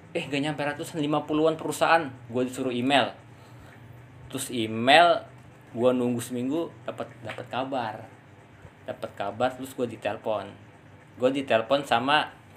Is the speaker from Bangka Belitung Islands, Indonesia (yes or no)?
yes; Pangkal Pinang, Bangka Belitung Islands, Indonesia; moved away as an adult; also born or lived in Tangerang; now in Jakarta, Indonesia; gua kan asli Pangkal Pinang ya, Bangka Belitung